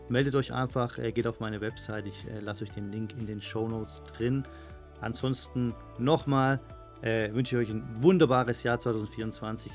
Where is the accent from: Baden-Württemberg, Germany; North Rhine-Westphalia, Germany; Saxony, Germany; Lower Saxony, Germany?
Baden-Württemberg, Germany; Stuttgart; now in Madrid, Spain; in Stuttgart, da wo ich herkomme